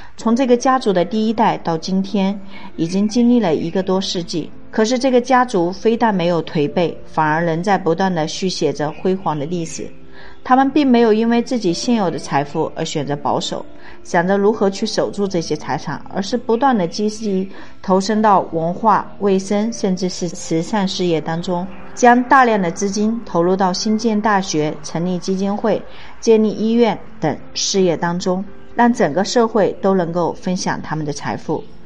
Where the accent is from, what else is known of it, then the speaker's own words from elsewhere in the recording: China; 我们中国人